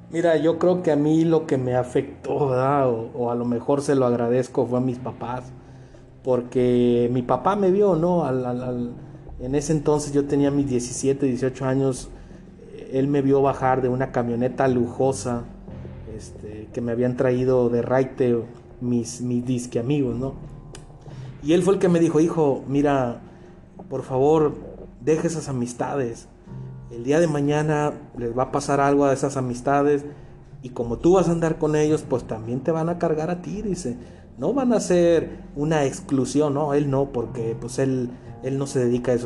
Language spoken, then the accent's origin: Spanish; Culiacán, Sinaloa, Mexico; moved away as an adult; yo crecí, nací en, en Culiacán, yo viví por 22 años en esa ciudad